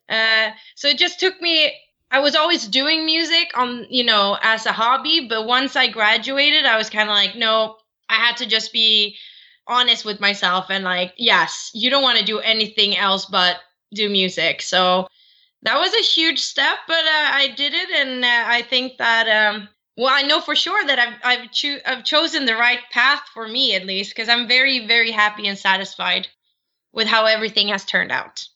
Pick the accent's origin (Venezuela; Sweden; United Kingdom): Sweden; I'm born and raised in Sweden